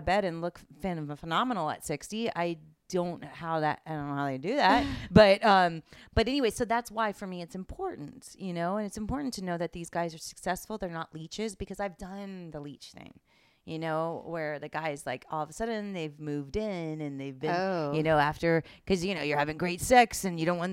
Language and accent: English; Miami, Florida, United States; moved away; I grew up in Miami